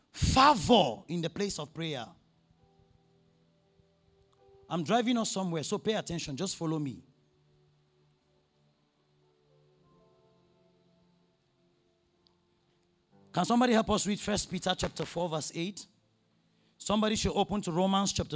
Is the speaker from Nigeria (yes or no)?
yes; Nigeria; I'm from Nigeria